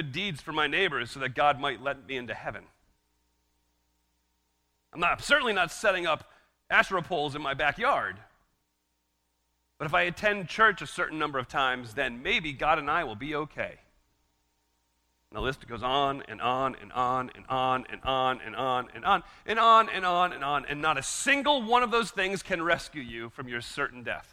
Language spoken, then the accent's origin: English; United States; as an American